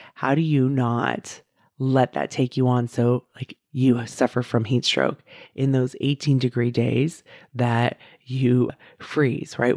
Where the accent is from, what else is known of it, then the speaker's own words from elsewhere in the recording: outside of San Francisco, California, United States; also born or lived in Davis, California; I grew up outside of San Francisco